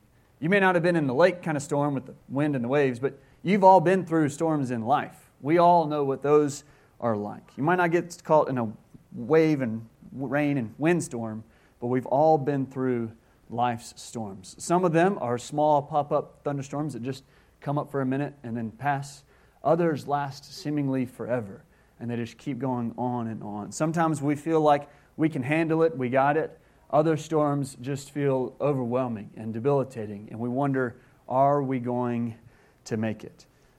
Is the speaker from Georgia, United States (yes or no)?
no; Mobile, Alabama, United States; I grew up on the Gulf Coast in Alabama, in Mobile, Alabama.